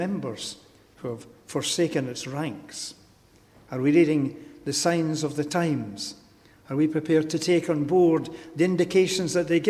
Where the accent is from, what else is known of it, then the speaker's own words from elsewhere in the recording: Glasgow, Scotland, United Kingdom; I'm a Glaswegian. I belong to Glasgow.